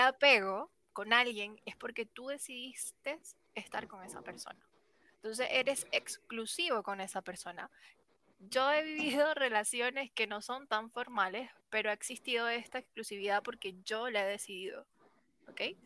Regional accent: Venezuela; moved away as an adult; now in Chile; yo soy venezolana, pero en este momento me encuentro viviendo en Chile. Llevo ya cinco años, pero soy de Venezuela

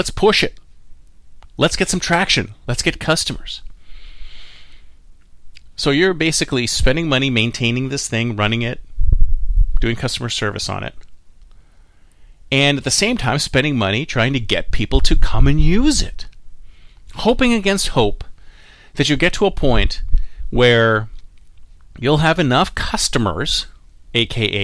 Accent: Toronto, Ontario, Canada; now in Silicon Valley, United States; here in my hometown of Toronto

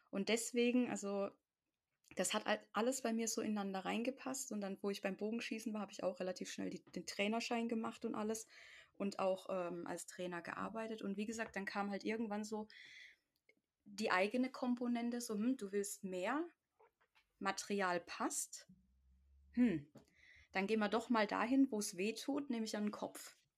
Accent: the Ländle, Baden-Württemberg, Germany; wie man bei uns im Ländle sagt, der Rotzbackenuffkloffe ist.

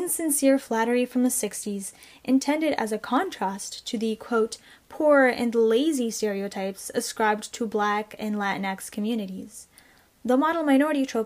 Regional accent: Canada; I was born and raised here in Canada

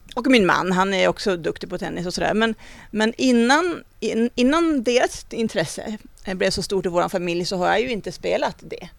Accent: Vilhelmina, Västerbotten County, Sweden; moved away; min uppväxt i Vilhelmina

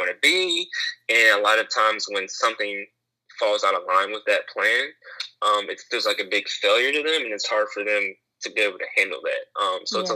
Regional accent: Jacksonville, North Carolina, United States; I'm originally from Jacksonville, North Carolina.

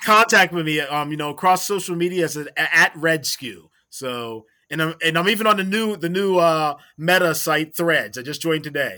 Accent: Maryland, United States; I grew up in Maryland

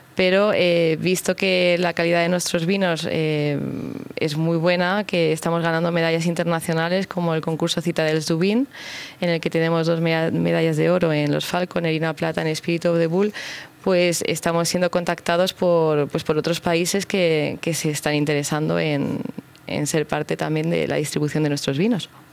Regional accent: Madrid, Community of Madrid, Spain; Yo soy madrileña, es mi tierra

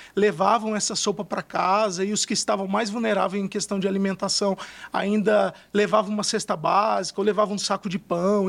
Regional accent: Fernandópolis, São Paulo, Brazil; eu sou do interior de São Paulo, de uma cidade chamada Fernandópolis

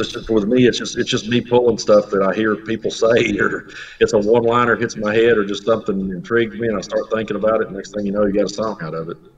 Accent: Cumberland Gap, Tennessee, United States; I'm from Cumberland Gap

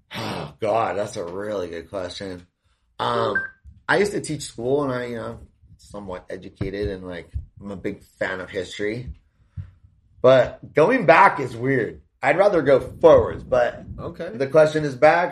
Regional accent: Southern California, United States; moved away as an adult; also born or lived in Hawaii / Thailand; now in Arizona, United States; I grew up in Southern California, like surfing and stuff

